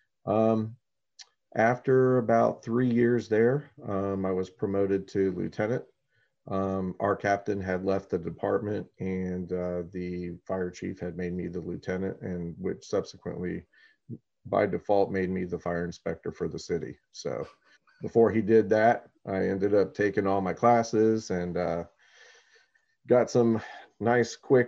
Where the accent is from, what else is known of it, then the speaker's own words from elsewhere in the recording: Orlando, Florida, United States; also born or lived in Frankfurt, Germany / Spain / South Carolina / Kissimmee, Florida; basically been in Florida the entire time since. Grew up here in Orlando